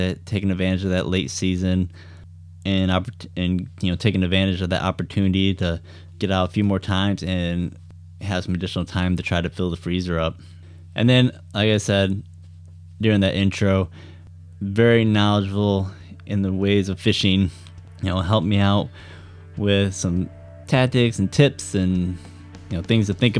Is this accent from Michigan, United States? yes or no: yes; Benzie County, Michigan, United States; I grew up out in Benzie County